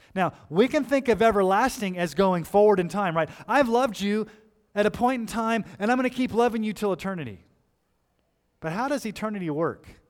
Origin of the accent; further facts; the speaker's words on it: Colorado Springs, Colorado, United States; I grew up in Colorado Springs.